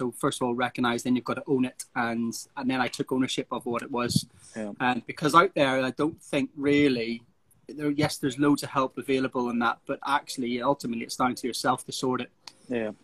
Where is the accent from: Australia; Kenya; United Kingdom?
United Kingdom; Northern Ireland; moved away as an adult; I'm from Northern Ireland originally